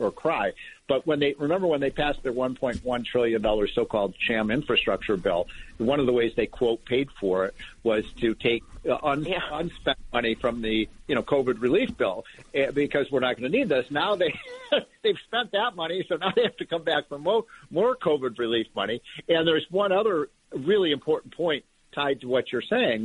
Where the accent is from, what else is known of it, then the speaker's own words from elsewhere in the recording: Chicago, Illinois, United States; I'm from Chicago